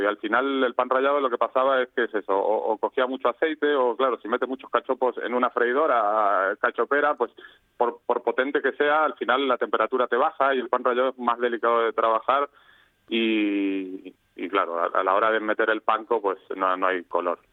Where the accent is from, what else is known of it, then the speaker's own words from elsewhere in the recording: Argentina; moved away as an adult; now in Valencia, Spain; somos eh, emigrantes, nacimos en Argentina